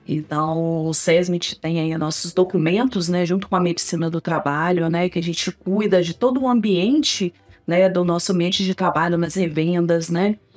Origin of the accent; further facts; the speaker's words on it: Pancas, Espírito Santo, Brazil; also born or lived in Vitória; Nasci em Pancas. Na verdade, eu nasci em Vitória e fui para Pancas com uhum. seis anos, né?